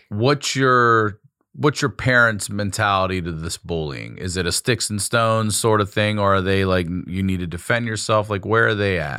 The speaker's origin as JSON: {"language": "English", "region": "Maryland", "country": "United States", "said": "Maryland's where I'm from"}